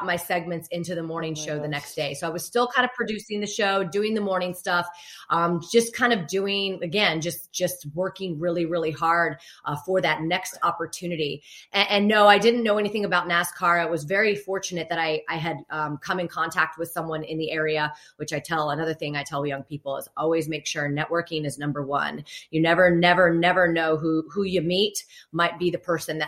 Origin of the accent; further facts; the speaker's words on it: Fort Lauderdale, Florida, United States; moved away as an adult; also born or lived in New York; now in Charlotte, United States; Growing up in Fort Lauderdale